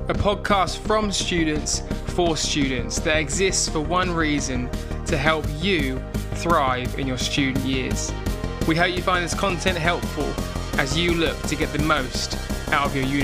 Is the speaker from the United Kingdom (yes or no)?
yes; United Kingdom; as a Brit